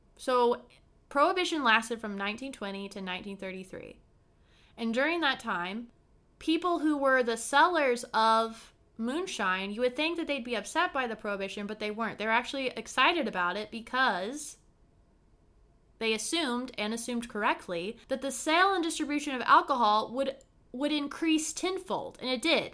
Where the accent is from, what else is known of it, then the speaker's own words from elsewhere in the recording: Brown County, Indiana, United States; my hometown, Brown County, in Indiana